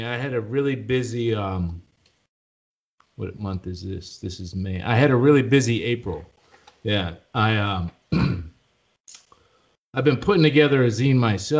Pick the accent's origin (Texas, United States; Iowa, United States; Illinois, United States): Illinois, United States; Chicago; moved away as an adult; now in Hawaii, United States; Originally from the Midwest, from Chicago, and yeah. We definitely drop our T's.